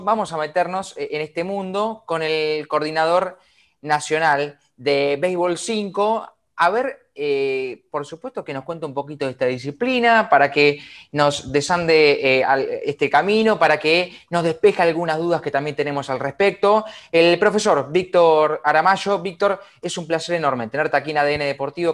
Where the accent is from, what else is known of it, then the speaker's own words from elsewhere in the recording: La Plata, Buenos Aires Province, Argentina; yo somos de La Plata